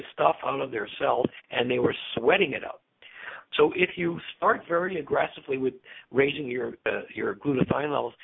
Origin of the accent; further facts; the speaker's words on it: Canada; as a Canadian, I'm conservative